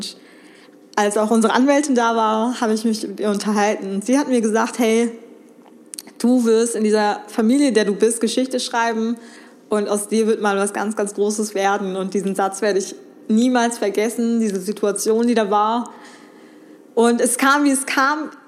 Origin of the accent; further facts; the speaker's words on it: Remscheid, North Rhine-Westphalia, Germany; born there; ich bin hier in Deutschland geboren, in Remscheid.